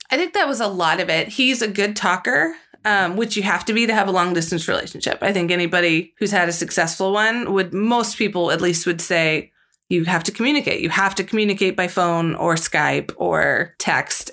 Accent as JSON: {"language": "English", "town": "St. Louis", "region": "Missouri", "country": "United States", "tie": "born or raised there", "said": "I grew up in the Saint Louis area"}